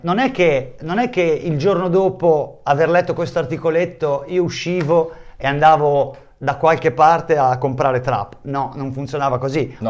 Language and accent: Italian; Bologna, Emilia-Romagna, Italy; moved away; also born or lived in Tuscany; io sono nato a Bologna, in quel periodo vivevo in Toscana